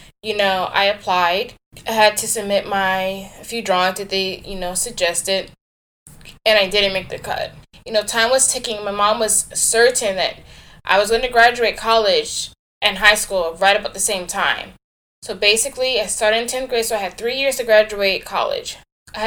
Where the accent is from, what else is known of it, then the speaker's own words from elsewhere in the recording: West Park, Florida, United States; I grew up in South Florida in a small city called West Park.